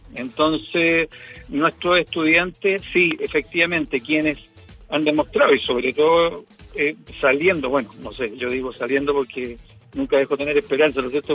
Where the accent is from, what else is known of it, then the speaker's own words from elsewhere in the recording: Cajón del Maipo, Santiago Metropolitan Region, Chile; yo que soy de aquí de la zona del Cajón del Maipo